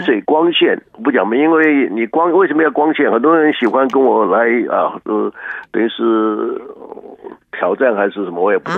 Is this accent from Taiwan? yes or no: yes; Taiwan; now in Houston, United States; 我们台湾人